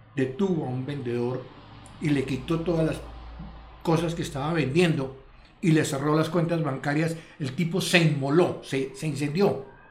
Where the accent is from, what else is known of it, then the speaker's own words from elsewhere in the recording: Bogotá, Colombia; Yo soy bogotano.